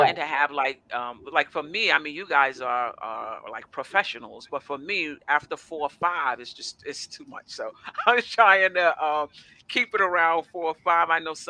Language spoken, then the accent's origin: English; New York City, New York, United States; I'm from Brooklyn.